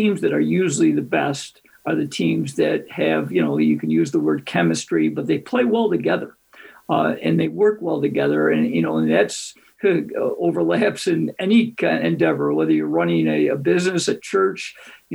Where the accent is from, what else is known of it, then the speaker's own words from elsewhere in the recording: Greece, New York, United States; my hometown of Greece, New York